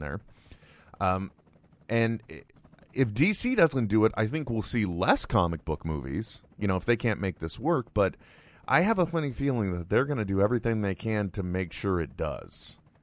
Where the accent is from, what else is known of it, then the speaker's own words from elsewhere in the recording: California, United States; I'm extremely Californian